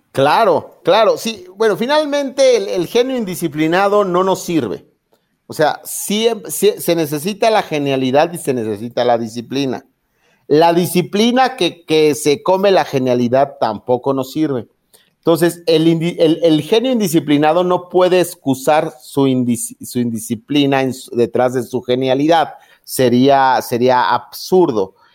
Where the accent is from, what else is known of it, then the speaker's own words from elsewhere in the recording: Mexico; a los eh, mexicanos